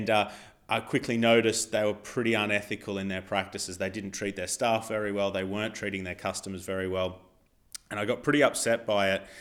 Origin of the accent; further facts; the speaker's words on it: Australia; now in England; because I'm not from England, uh, my visa status was still Australian